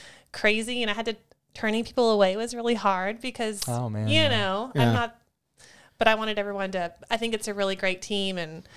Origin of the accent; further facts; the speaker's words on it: Wyoming, United States; No, I'm from Wyoming.